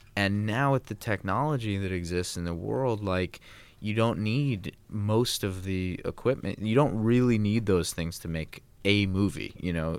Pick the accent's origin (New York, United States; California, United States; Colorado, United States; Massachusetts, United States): California, United States; Los Angeles; I grew up in Los Angeles